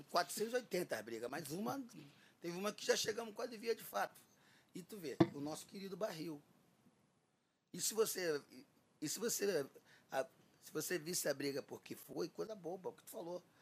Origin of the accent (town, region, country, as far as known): Rio de Janeiro, Brazil